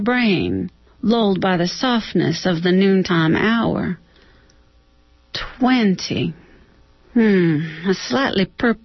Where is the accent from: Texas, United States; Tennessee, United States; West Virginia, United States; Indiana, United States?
Texas, United States; moved away; I'm from Texas.